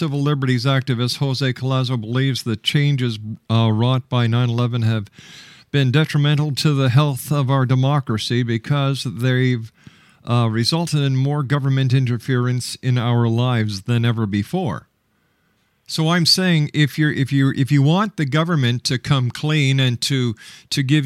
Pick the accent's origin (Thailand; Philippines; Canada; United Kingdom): Canada; Being a Canadian